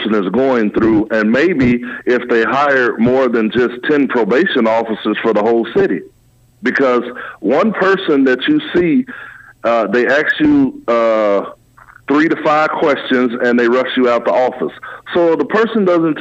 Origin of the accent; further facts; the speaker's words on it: Chicago, Illinois, United States; moved away as an adult; also born or lived in Los Angeles, California; now in Des Moines, United States; I'm a native of Chicago, and I've lived in L.A. for part of my life. When I grew up in Chicago, I graduated from high school.